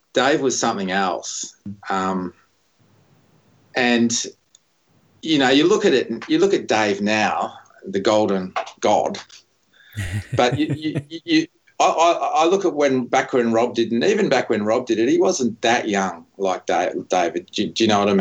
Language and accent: English; Morwell, Victoria, Australia; born or raised there; also born or lived in Heathmont, Melbourne